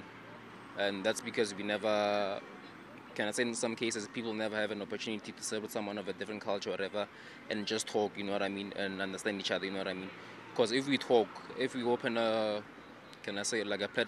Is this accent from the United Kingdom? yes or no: no; South Africa; I'm from South Africa